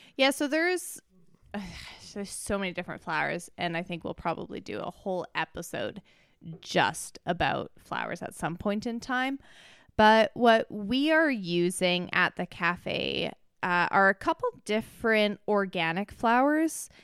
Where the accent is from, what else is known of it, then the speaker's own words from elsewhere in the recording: Canada; I'm from Canada.